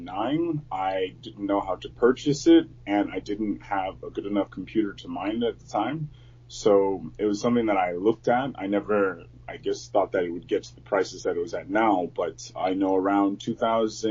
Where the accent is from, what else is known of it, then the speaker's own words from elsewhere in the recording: San Antonio, Texas, United States; now in Beijing, China; I'm from San Antonio, Texas. And right now I'm living in Beijing, China